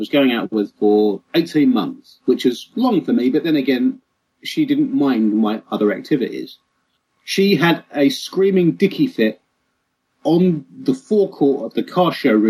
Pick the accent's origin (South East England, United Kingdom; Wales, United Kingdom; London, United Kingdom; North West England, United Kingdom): London, United Kingdom; I grew up in Hackney